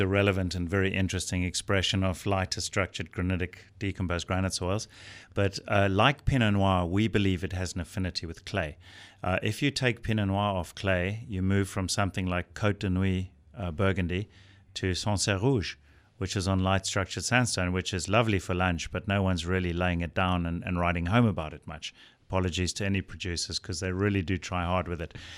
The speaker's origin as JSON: {"language": "English", "country": "South Africa", "said": "as a South African producer"}